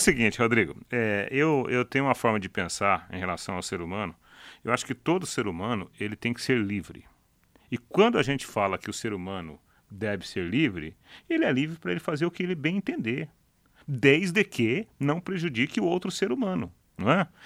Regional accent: Jataizinho, Paraná, Brazil; eu sou de Jataizinho

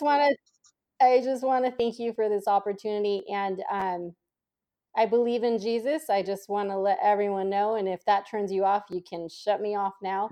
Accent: San Jose, California, United States; I was born and raised in Silicon Valley, so specifically San Jose

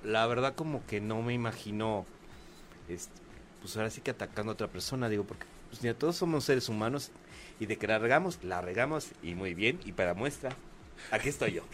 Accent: Mexico; somos los mexicanos

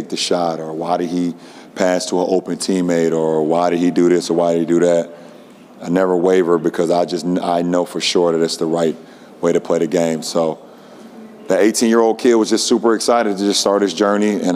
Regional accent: Akron, Ohio, United States; my hometown

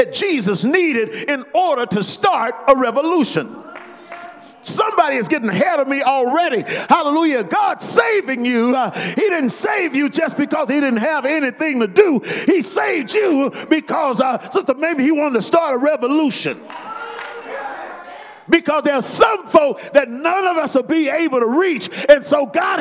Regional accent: Las Vegas, Nevada, United States; we're from Las Vegas

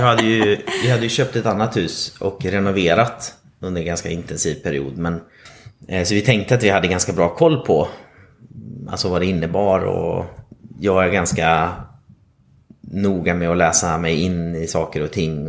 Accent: Vilhelmina, Västerbotten County, Sweden; moved away as an adult; also born or lived in Stockholm; now in Gothenburg, Sweden; kommer ursprungligen uppifrån Lappland, eh, Vilhelmina, södra Lappland

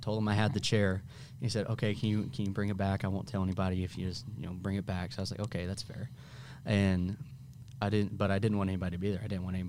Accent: Bloomington, Illinois, United States; moved away as an adult; also born or lived in Florissant, Missouri; now in St. Louis, United States; I was born in Bloomington

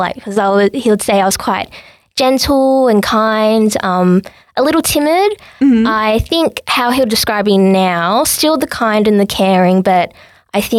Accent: Sydney, New South Wales, Australia; I was born in Sydney with my parents

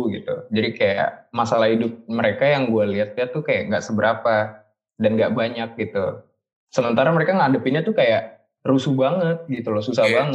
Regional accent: Bintaro, Indonesia; gue orang Bintaro

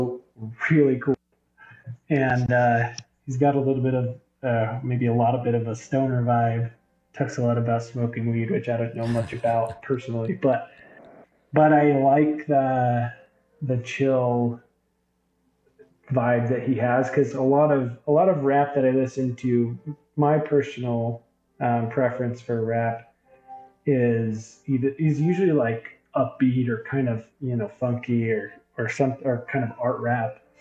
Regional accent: Provo, Utah, United States; a white guy growing up in Provo, Utah, like maybe the whitest city ever

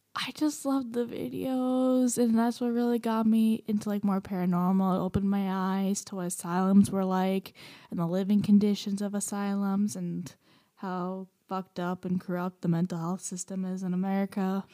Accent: Romania; moved away; I'm from Romania

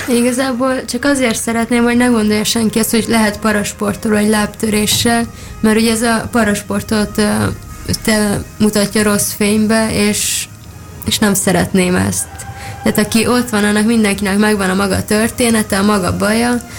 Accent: Szigetvár, Baranya, Hungary; moved away; Kiskoromban bicikliztem, amíg Szigetváron laktam, azzal jártam úszodába

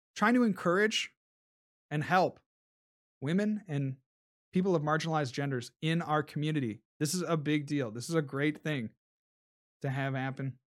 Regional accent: Columbus, Ohio, United States; Columbus, right? That's my hometown.

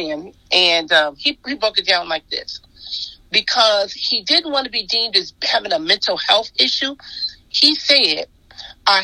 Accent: Compton, California, United States; I grew up in Compton

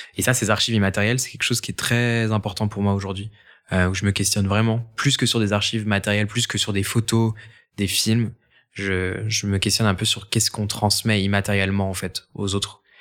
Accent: Angers, Pays de la Loire, France; j'ai grandi à Angers

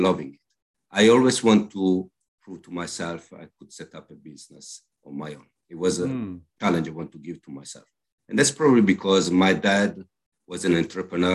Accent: Milan, Lombardy, Italy; English is a second language; moved away as an adult; also born or lived in Hamburg, Germany / London, United Kingdom; now in Bristol, United Kingdom; I was born in Milan, I grew up in Milan

